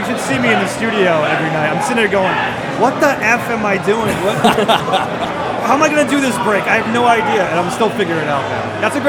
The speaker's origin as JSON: {"language": "English", "town": "Pawtucket", "region": "Rhode Island", "country": "United States", "tie": "born or raised there", "said": "Right in Pawtucket, right in my hometown, the Bucket."}